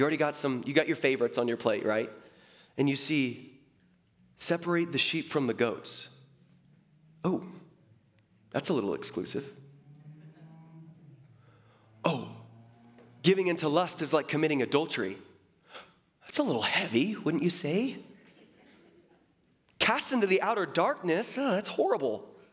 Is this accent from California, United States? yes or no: no; Seattle, Washington, United States; born there; And I was born in Seattle.